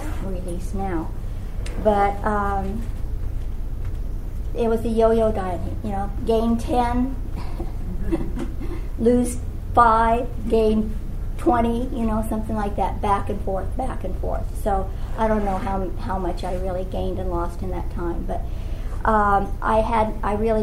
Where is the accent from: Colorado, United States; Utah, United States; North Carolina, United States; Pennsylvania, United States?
Colorado, United States; also born or lived in Louisiana; now in California, United States; I'm from Colorado